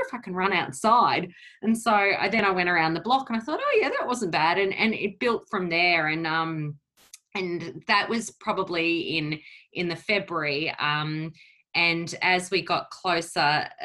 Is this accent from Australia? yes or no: yes; Brisbane, Queensland, Australia; also born or lived in Portugal; I came to Australia when I was 3 years old, and my family, obviously, we came from Portugal